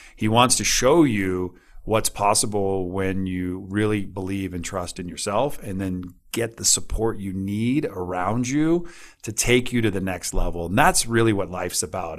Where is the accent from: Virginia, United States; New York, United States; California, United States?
California, United States; Northern; I'm from Northern California